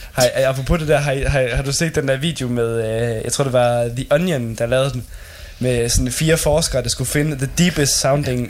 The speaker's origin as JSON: {"language": "Danish", "country": "Denmark", "said": "her hjemme i Danmark"}